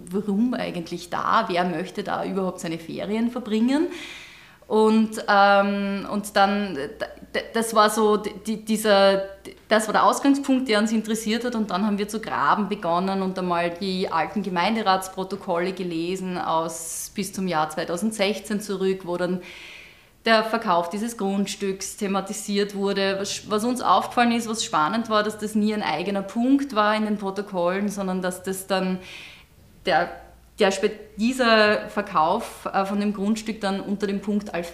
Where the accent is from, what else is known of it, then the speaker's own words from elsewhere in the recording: Ungerdorf, Styria, Austria; ich komme ja nicht direkt aus Gleisdorf, sondern aus einer kleinen Randgemeinde, mittlerweile eingemeindet. Ich bin ja ursprünglich aus Ungerdorf